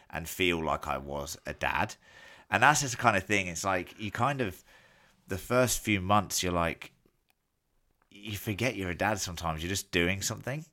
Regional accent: England, United Kingdom; as an Englishman who gets semi-decent Guinness in England

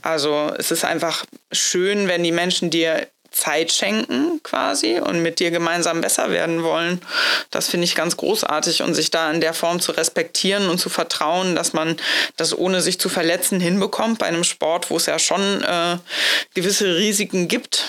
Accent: Hamburg, Germany; moved away; das ist ja meine Heimatstadt. Da war ich aber schon weg äh, aus Hamburg schon was länger.

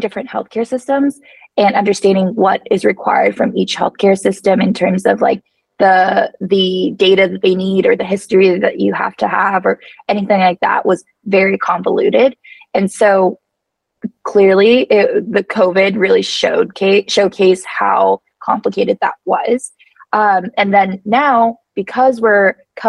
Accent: United States; now in Mexico; I'm an American

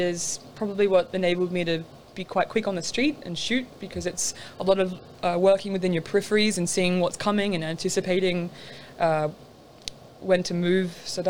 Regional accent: Lennox Head, New South Wales, Australia; That's from my hometown, a place called Lake Ainsworth.

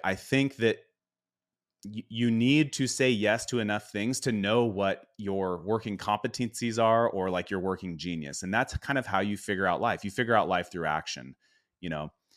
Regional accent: Spokane, Washington, United States; we grew up in Spokane, so things were cold most of the year

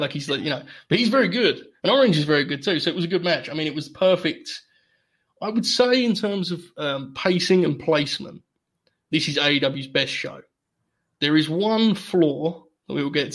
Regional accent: England, United Kingdom; as an Englishman

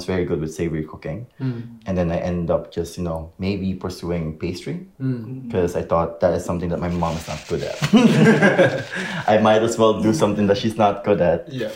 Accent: Philippines; I'm Filipino

